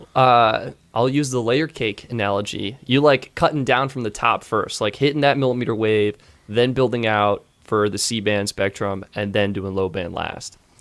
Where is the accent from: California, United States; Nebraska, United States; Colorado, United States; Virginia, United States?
Colorado, United States; Longmont; my hometown in Longmont